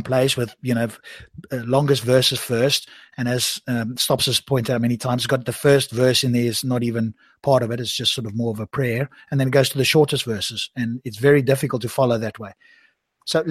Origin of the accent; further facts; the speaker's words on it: South Africa; now in England, United Kingdom; from my accent, you may actually pick up that although I live here, I was originally in South Africa.